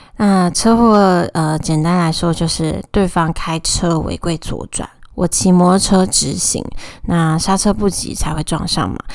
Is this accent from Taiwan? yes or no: yes; Taoyuan, Taiwan; moved away as an adult; also born or lived in Tainan; now in Taipei, Taiwan; 我是桃园人，大学四年，还有毕业后两年，总共六年都在台南生活